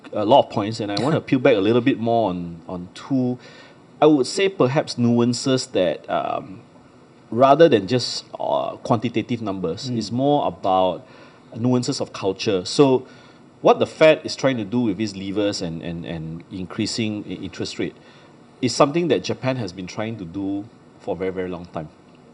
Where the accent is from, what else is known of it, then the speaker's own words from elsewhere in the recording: Malaysia; I'm from Malaysia.